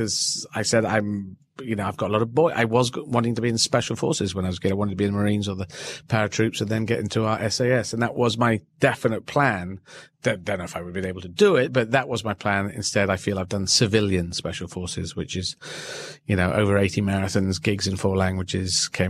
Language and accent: English; Yemen; born there; and I was born in Yemen as well, Arabic country.